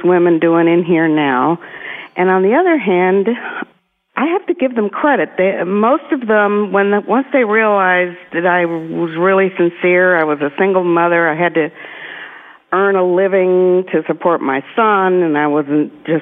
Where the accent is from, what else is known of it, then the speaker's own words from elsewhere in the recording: Miami, Florida, United States; moved away as an adult; now in Tennessee, United States; I was born in Miami, in Miami Shores